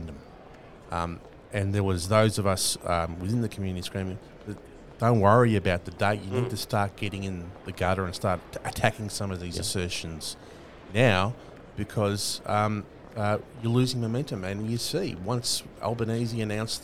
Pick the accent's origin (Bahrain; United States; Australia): Australia; First Nations people that are born into this country are political from birth